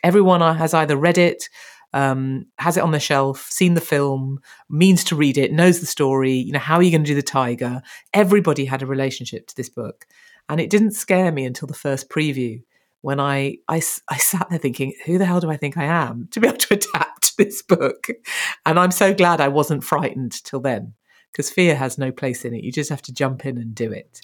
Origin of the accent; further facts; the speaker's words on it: Birmingham, West Midlands, United Kingdom; we're both from Birmingham